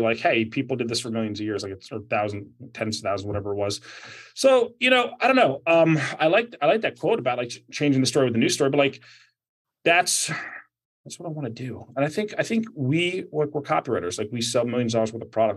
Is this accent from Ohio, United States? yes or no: no; New Jersey, United States; New Jersey, my home state